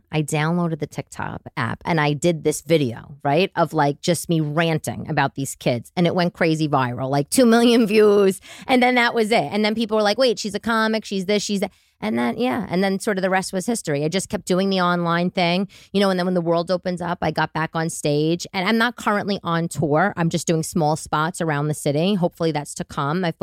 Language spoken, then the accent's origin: English; Staten Island, New York, United States; from when I was a little girl growing up in Staten Island to like drama with my father, my parents' divorce, that sort of thing.